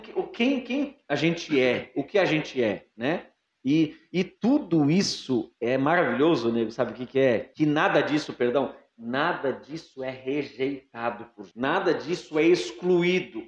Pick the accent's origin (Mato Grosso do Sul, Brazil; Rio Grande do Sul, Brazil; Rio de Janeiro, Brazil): Rio Grande do Sul, Brazil; Quaraí; also born or lived in Alegrete; now in Jaraguá do Sul, Brazil; Eu sou natural de Alegrete, lá no Rio Grande do Sul. Verdade. Me criei em Quaraí